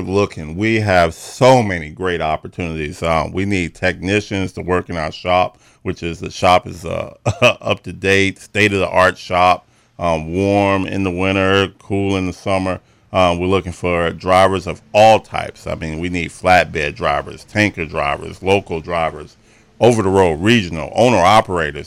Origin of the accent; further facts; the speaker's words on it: Chicago, Illinois, United States; I was born and raised in Chicago